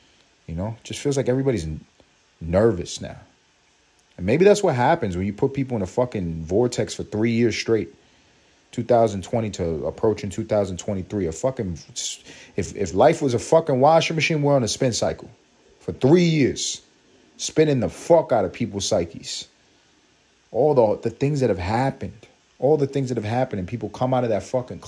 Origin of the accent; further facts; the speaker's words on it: New York City, New York, United States; I'm from Harlem